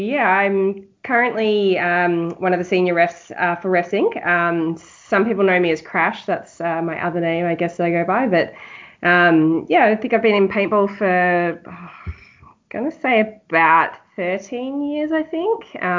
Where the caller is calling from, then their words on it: Victoria, Australia; I'm in Victoria, just on the outskirts of Melbourne.